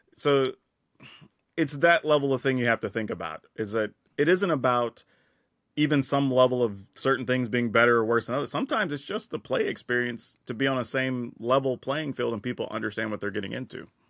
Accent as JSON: {"language": "English", "region": "Texas", "country": "United States", "tie": "born or raised there", "said": "I grew up in the South in Texas"}